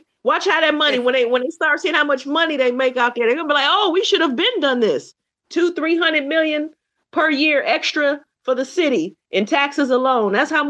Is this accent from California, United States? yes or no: yes; San Diego, California, United States; I was from California, Benji, they were like, oh, okay. Cause it just wasn't what I'm serious. As soon as I said I'm from San Diego